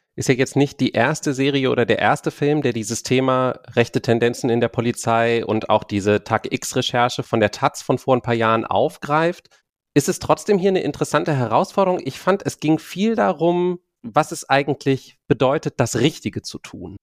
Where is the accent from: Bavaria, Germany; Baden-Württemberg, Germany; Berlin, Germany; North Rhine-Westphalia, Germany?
Berlin, Germany; mir ist als Berliner aufgefallen